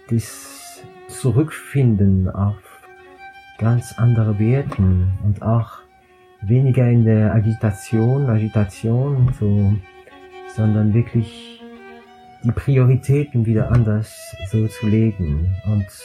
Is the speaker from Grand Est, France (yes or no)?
yes; Strasbourg, Grand Est, France; Ich komme aus Straßburg